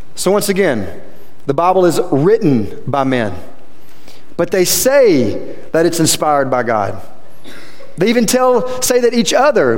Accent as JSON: {"language": "English", "town": "Quitman", "region": "Louisiana", "country": "United States", "said": "I came from Quitman, Louisiana. Half of you don't even know where that's at still, and I talk about it all the time. 15 minutes that direction, south of here. That's where I'm from."}